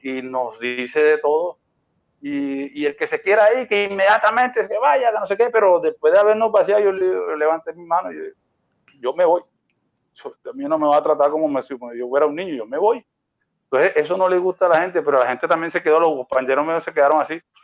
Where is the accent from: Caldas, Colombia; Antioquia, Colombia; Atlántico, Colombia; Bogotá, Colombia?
Atlántico, Colombia; Barranquilla; yo soy de Barranquilla